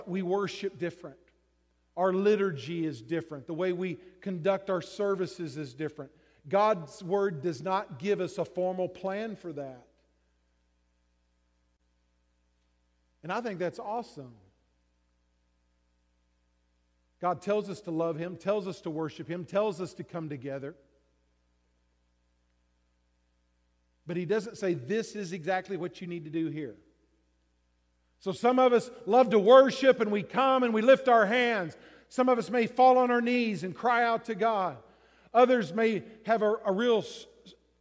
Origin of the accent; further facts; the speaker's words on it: Texas, United States; moved away; I grew up in Texas